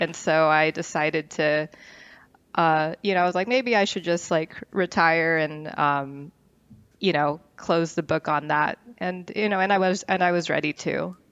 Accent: Westlake Village, California, United States; also born or lived in Northridge; I grew up in the West Coast, um, was born in North Ridge. I grew up in Westlake Village, which is, um, a small city in Ventura County.

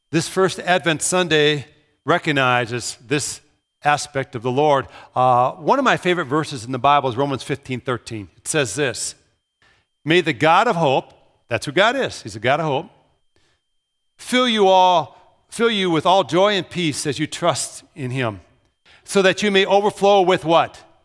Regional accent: Brooklyn Park, Minnesota, United States; moved away as an adult; also born or lived in Pella, Iowa; Growing up in Brooklyn Park, I didn't know who lived two houses away from me

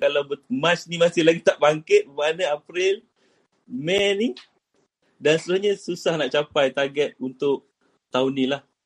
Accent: Kuantan, Pahang, Malaysia; saya daripada Kuantan, daripada Kuantan Pahang

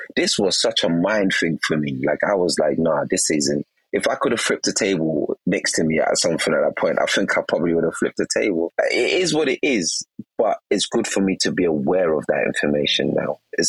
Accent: England, United Kingdom; also born or lived in Nigeria; because I wasn't born in England, I was born in Nigeria. I arrived in England around 8 and 9.

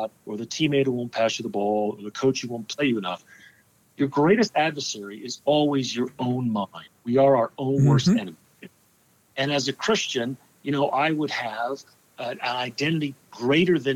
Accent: New Jersey, United States; born and raised in New Jersey

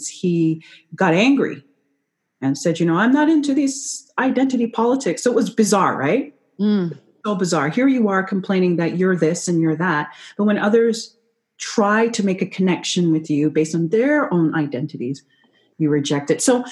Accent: Canada; I'm not American, I'm Canadian

